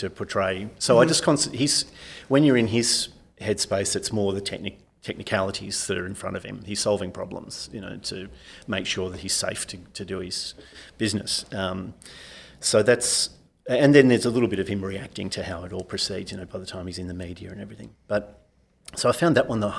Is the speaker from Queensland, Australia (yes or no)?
no; Sydney, New South Wales, Australia; also born or lived in Parramatta; now in Melbourne, Australia; I grew up in Sydney's West